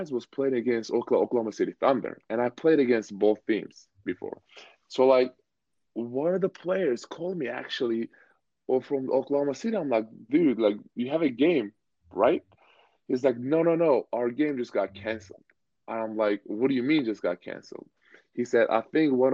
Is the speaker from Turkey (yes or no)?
yes; Turkey; moved away; I grew up in Turkey